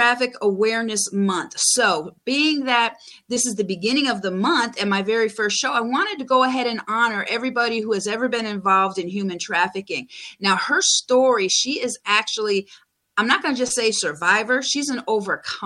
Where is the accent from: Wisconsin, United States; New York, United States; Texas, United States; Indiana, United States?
New York, United States; Buffalo; moved away; I grew up my younger years in Buffalo